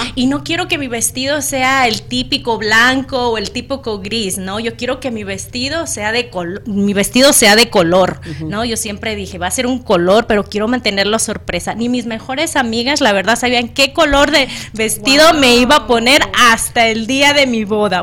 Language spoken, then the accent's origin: Spanish; Acapulco, Guerrero, Mexico; moved away; su servidora nació hoy costeña, ah, nací en Acapulco Guerrero